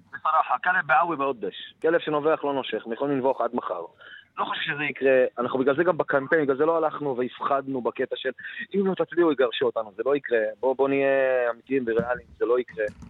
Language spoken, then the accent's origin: Hebrew; Ramla, Central District, Israel; מרמלה, מאיפה שאני בא